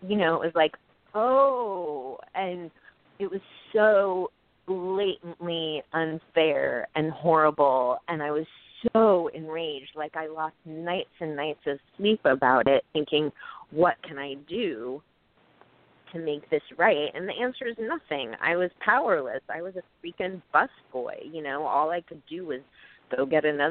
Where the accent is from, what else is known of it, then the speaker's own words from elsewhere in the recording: Portland, Oregon, United States; moved away as an adult; now in New York, United States; I came to college here in New York, but I'm from Oregon. And so I went back to Portland